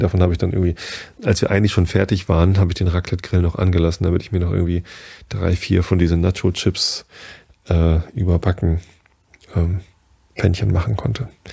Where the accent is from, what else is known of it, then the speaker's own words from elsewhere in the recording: Northern Germany, Germany; Ich bin ja auch Norddeutscher